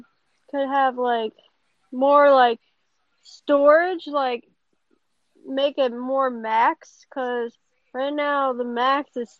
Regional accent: Frederick, Maryland, United States; I'm from Frederick, Maryland.

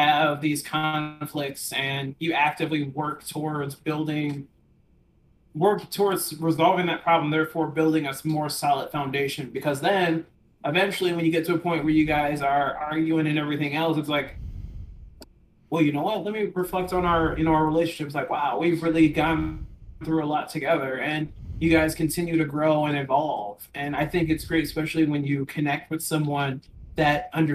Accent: Midwest, United States; I'm from the Midwest as well

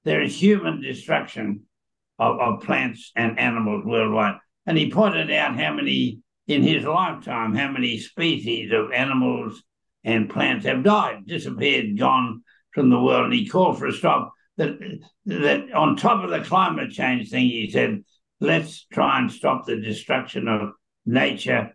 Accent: Australia; also born or lived in Queensland; I'm an Australian who is happily living in Queensland, but I'm an Aussie.

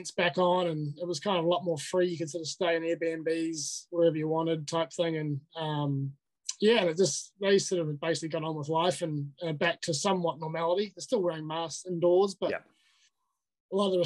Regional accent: Tauranga, Bay of Plenty, New Zealand; also born or lived in Invercargill; that's where I was born. But I grew up in Tauranga

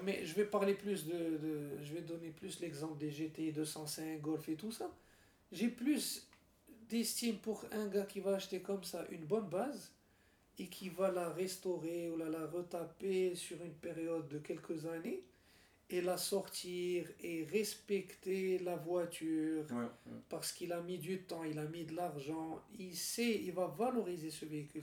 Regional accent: Morocco; also born or lived in Switzerland; on est marocain

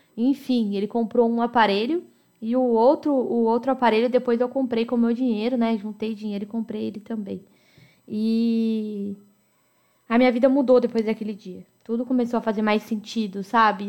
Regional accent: Americana, São Paulo, Brazil; Eu nasci em Americana, São Paulo

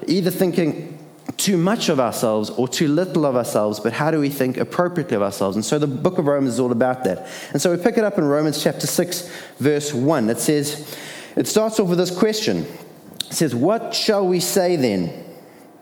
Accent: Durban, KwaZulu-Natal, South Africa; I was born in Addington Hospital

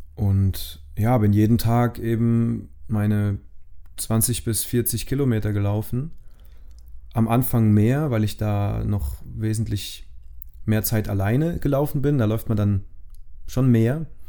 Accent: Rhineland-Palatinate, Germany; von meinem Heimatort in Rheinland-Pfalz

